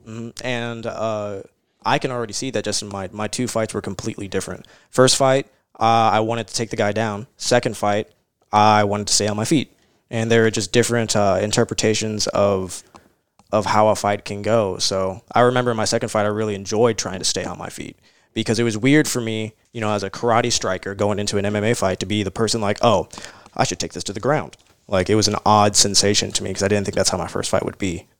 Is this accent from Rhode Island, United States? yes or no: no; Louisville, Kentucky, United States; also born or lived in California; Here in Louisville, in Louisville